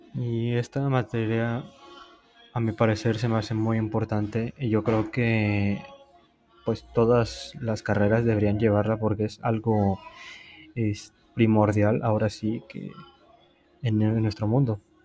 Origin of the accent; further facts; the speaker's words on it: Poza Rica, Veracruz, Mexico; now in Puebla, Mexico; Soy de Poza Rica, Veracruz, y estudio en Puebla